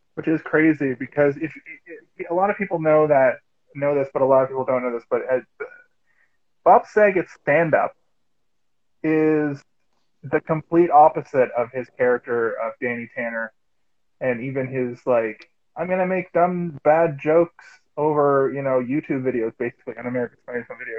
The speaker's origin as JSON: {"language": "English", "town": "Halifax", "region": "Nova Scotia", "country": "Canada", "moved": "yes", "lives_now": "Toronto, Canada", "said": "I'm from Halifax originally"}